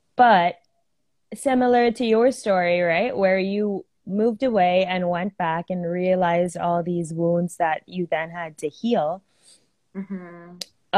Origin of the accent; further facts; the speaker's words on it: Philippines; I'm from the Philippines. I've lived in the Philippines my whole life, but I am Indian